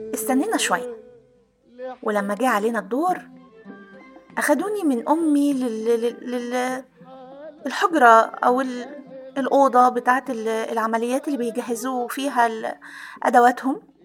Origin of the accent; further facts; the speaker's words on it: Aswan, Aswan Governorate, Egypt; كنا ساكنين في قلب مدينة أسوان